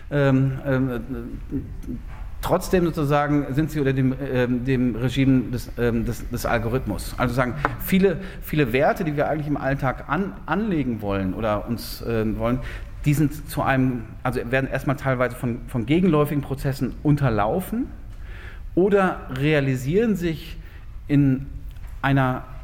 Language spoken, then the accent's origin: German; North Rhine-Westphalia, Germany; Ich weiß, ich meine, Sie wohnen jetzt hier alle im schönen äh, Freiburg. Ähm, ich komme aus dem, aus dem Ruhrgebiet.